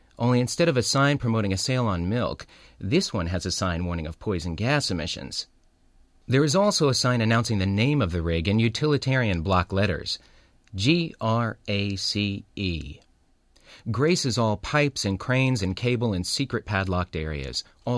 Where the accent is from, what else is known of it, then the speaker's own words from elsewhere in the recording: California, United States; I grew up in California, so I'd seen oil rigs from shore.